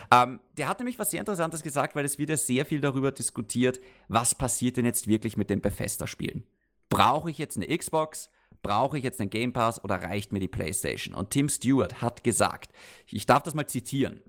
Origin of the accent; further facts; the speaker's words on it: Austria; bei uns in Österreich